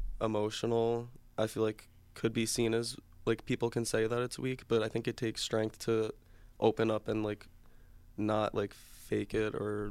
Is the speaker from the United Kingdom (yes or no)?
no; Brooklyn, New York, United States; I'm from Brooklyn, New York